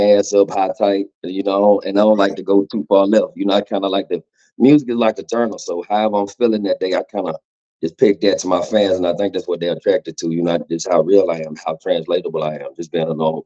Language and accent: English; Birmingham, Alabama, United States; I'm from Birmingham, Alabama, a small city on the outside called Herestown, you know. You know, I grew up around, you know, a lot of OGs